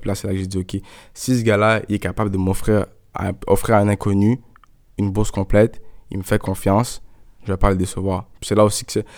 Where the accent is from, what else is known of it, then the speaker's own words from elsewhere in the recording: Montreal, Quebec, Canada; moved away as an adult; also born or lived in Laval / United States / Germany; J'ai grandi ici, je suis né à Montréal.